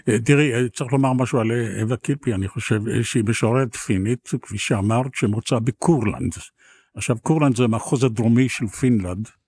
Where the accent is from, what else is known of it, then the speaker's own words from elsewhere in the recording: Tel Aviv, Tel Aviv District, Israel; גדלנו בצפון תל אביב